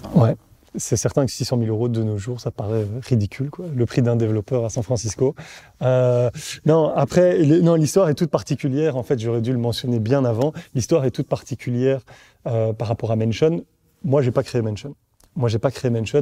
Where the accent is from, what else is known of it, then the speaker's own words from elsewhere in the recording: Brussels, Brussels-Capital Region, Belgium; accent: Belgian; je suis bruxellois